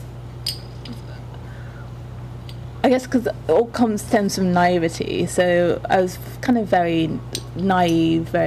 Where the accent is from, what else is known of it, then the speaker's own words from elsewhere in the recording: Nigeria; I'm Yoruba, which is like my mom's tribe